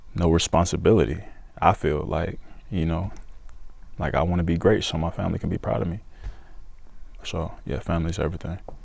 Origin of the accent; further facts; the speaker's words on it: Stockbridge, Georgia, United States; also born or lived in Decatur, Georgia; I was born in Decatur, uh, but when I was a kid, I moved to Stockbridge and I went to school out there and made my friends out there. So it's it's home. It's my hometown.